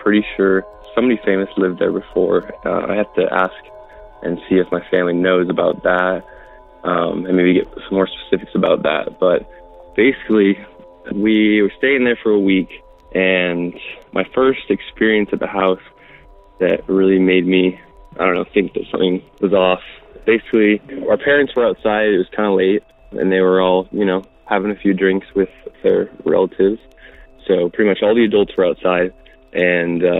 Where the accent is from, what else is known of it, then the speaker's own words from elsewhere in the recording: Salt Lake City, Utah, United States; I'm from Salt Lake City